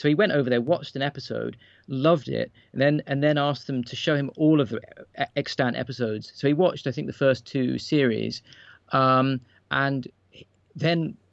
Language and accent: English; United Kingdom; as a British person